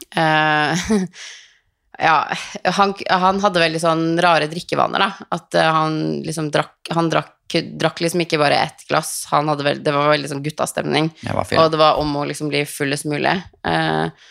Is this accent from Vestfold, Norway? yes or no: yes; Tønsberg, Vestfold, Norway; ble jeg hjemme i Tønsberg